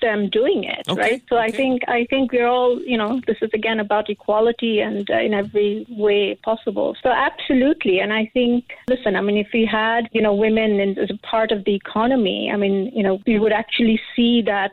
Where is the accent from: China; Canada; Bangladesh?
Bangladesh; now in Singapore; I'm originally from Bangladesh